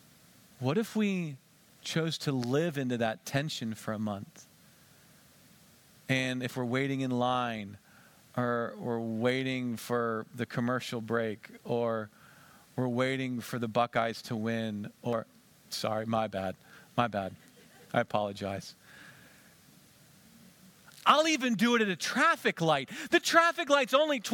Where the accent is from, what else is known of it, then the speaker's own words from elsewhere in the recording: Western Pennsylvania, United States; I grew up in Western Pennsylvania